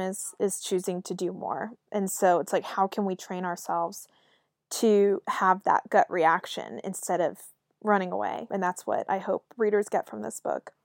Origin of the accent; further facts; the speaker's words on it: Raleigh, North Carolina, United States; moved away as an adult; I'm from Raleigh, North Carolina